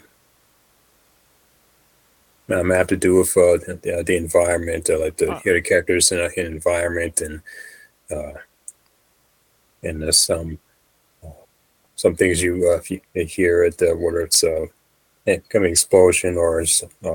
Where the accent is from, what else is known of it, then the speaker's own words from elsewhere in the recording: Fremont, California, United States; also born or lived in Hayward, California; I've been in the Bay my whole life. Born in Hayward, Fremont is my hometown. Moved there from when I was two, and relocated back to Hayward when I was 17